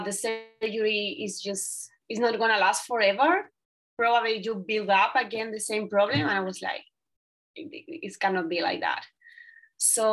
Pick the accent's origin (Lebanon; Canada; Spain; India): Spain; southern Spain; English is a second language; moved away as an adult; I came from a little town in the south of Spain